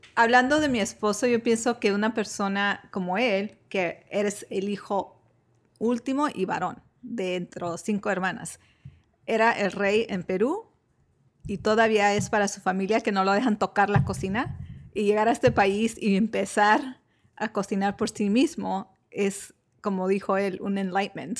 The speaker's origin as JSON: {"language": "Spanish", "region": "Michoacán", "country": "Mexico", "tie": "born or raised there"}